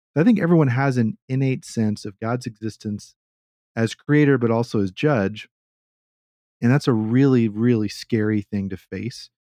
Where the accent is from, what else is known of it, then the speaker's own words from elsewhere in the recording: Texas, United States; I'm a Southerner. I'm a Texan. I'm like, what, a fourth or fifth generation Texan